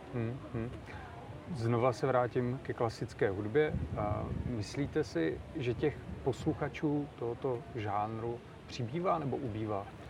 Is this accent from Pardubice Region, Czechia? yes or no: no; Znojmo, South Moravian Region, Czechia; to je můj rodný kraj Znojmo